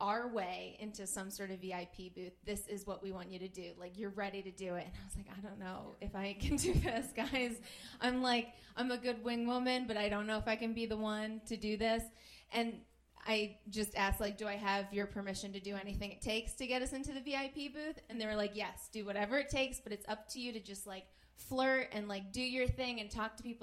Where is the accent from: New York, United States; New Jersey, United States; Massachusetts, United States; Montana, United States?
New Jersey, United States; moved away as an adult; now in Los Angeles, United States; whenever I'm back with my girlfriends, I kind of like go back to Jersey mode, which I've tried to hide since being out here